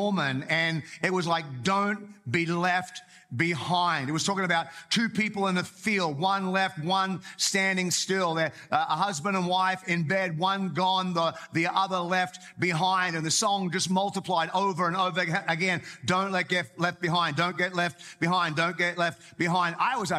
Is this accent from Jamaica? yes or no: no; Australia; moved away; also born or lived in Whangarei, New Zealand; I grew up in Australia, but I got saved in Australia and then moved with a family to Whangarei in New Zealand.